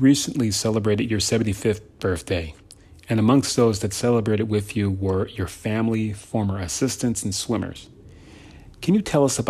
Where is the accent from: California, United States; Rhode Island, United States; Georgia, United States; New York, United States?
California, United States; also born or lived in Philadelphia; I was born in Philly, even though I grew up out here in California.